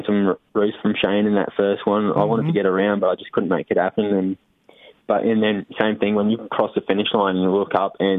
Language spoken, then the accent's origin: English; Cairns, Queensland, Australia; I grew up in Cairns. It's like the very top. It's in the tropics